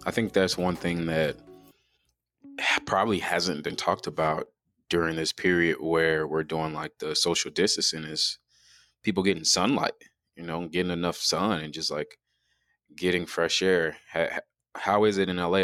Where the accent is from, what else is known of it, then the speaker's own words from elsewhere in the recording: Chicago, Illinois, United States; now in Tempe, United States; growing up in Chicago